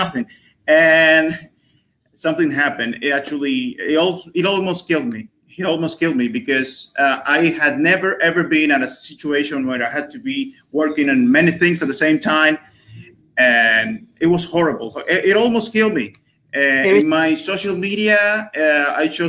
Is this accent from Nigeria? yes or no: no; Dominican Republic; I'm from the Dominican Republic, a pretty known country on this side of the world.